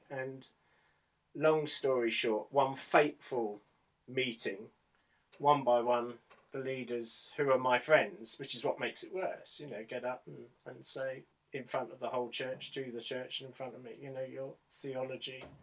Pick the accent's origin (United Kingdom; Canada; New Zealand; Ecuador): United Kingdom; Medway towns, South East England; I come from the Medway towns.